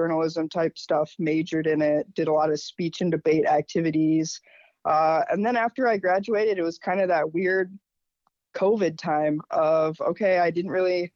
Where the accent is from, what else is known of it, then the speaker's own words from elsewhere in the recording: Minnesota, United States; even being a Minnesotan